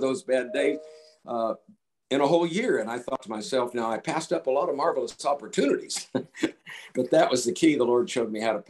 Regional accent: Tampa, Florida, United States; moved away as an adult; also born or lived in Colorado; I was born and raised in Tampa, Florida. I lived in Tampa, Florida for 27 years

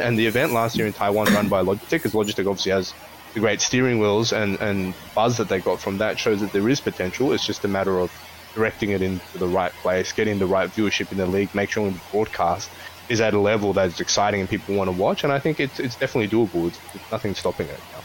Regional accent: Australia; now in Hong Kong; I grew up in Australia and also here in Hong Kong at the moment

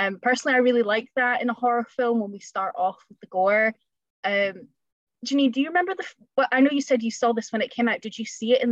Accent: Scotland, United Kingdom; being Scottish, we're both Scottish

